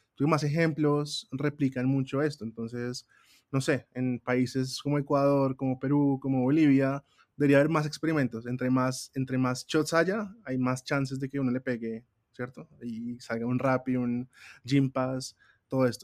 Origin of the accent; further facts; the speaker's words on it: Colombia; muy colombianos, muy latinos